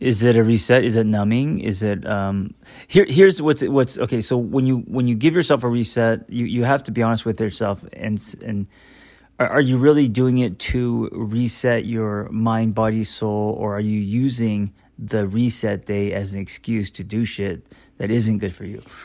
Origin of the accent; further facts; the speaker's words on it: United States; as an American